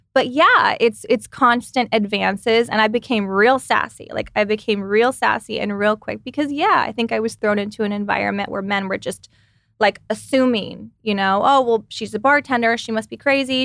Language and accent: English; Texas, United States; now in California, United States; I come from Texas